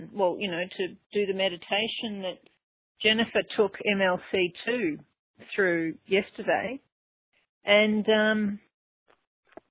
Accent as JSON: {"language": "English", "town": "Melbourne", "region": "Victoria", "country": "Australia", "moved": "yes", "lives_now": "Byron Bay, Australia", "said": "I'm actually from Melbourne, but at the moment I live near the easternmost tip, Byron Bay, halfway up the country"}